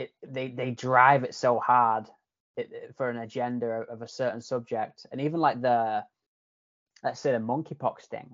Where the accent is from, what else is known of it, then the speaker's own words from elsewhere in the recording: Yorkshire and the Humber, United Kingdom; accent: Yorkshire / Canadian hybrid; now in Canada; a lot of people tell me my accent's kind of like a hybrid now of like Yorkshire / Canadian.